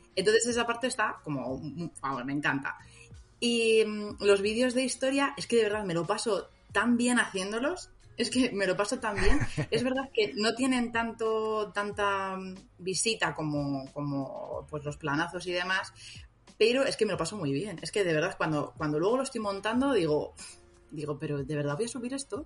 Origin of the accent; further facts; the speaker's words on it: Madrid, Community of Madrid, Spain; soy, soy madrileña.